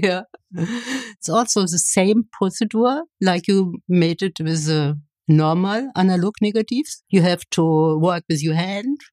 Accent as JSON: {"language": "English", "town": "Kyritz", "region": "Brandenburg", "country": "Germany", "tie": "born or raised there", "also_born_or_lived": "Leipzig", "second_language": "English", "moved": "as an adult", "lives_now": "Berlin, Germany", "said": "near my hometown in Brandenburg"}